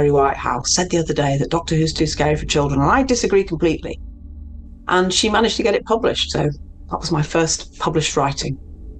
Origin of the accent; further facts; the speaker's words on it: Mexico; it's a Mexican name. So I'm from Mexico originally.